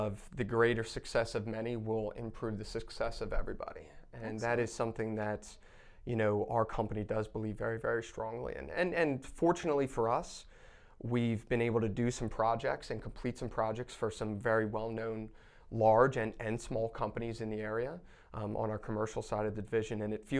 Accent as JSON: {"language": "English", "town": "Selinsgrove", "region": "Pennsylvania", "country": "United States", "tie": "born or raised there", "said": "I grew up in Pennsylvania, about an hour north of Harrisburg, a very small community called Seelands Grove."}